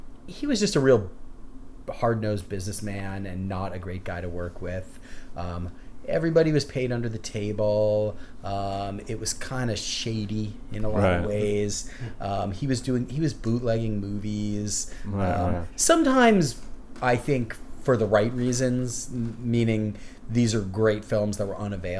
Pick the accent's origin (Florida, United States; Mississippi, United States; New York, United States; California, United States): New York, United States; New York City; growing up in New York